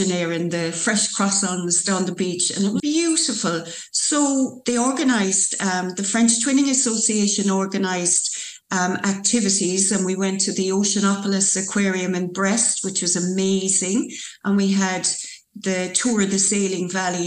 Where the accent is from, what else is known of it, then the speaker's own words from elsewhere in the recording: Youghal, Munster, Ireland; I was born in Youghal. I won't say how many years ago, but I was born in Youghal. So very fortunate to have grown up in Youghal.